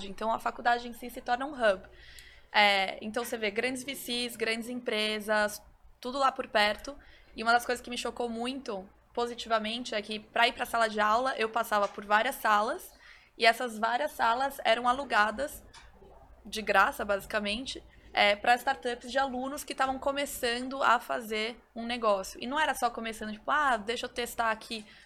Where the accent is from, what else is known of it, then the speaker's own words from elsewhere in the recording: Brazil; Então, assim, eu, eu sempre fui um, criada nesse ambiente que é o jeitinho brasileiro. Bom, somos brasileiros